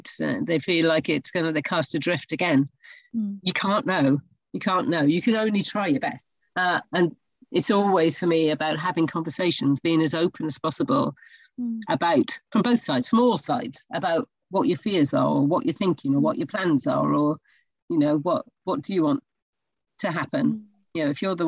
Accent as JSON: {"language": "English", "country": "United Kingdom", "said": "us as British people"}